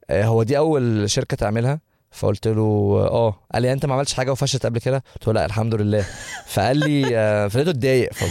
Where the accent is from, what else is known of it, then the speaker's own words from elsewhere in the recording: Egypt; now in United States; احنا عندنا في مصر ده بنضربه في الشبشب